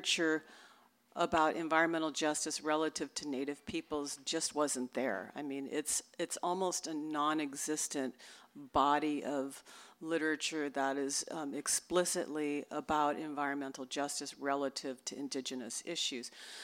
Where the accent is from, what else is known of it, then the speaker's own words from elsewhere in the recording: Los Angeles, California, United States; moved away; I was born and raised in Los Angeles